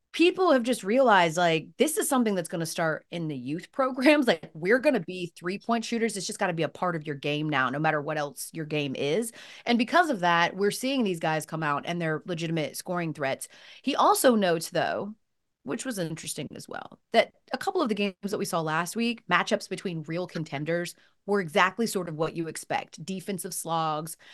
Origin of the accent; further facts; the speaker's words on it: Atlanta, Georgia, United States; moved away; I was living in Atlanta, where I'm from Atlanta